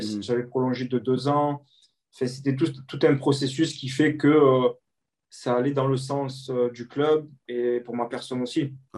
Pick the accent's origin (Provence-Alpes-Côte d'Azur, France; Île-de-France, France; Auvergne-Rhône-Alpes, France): Provence-Alpes-Côte d'Azur, France; Marseille; en tant que Marseillais